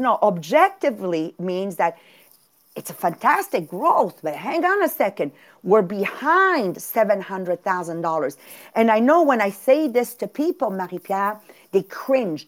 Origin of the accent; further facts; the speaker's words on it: Italy; born where I was born in Italy and raised the way I was raised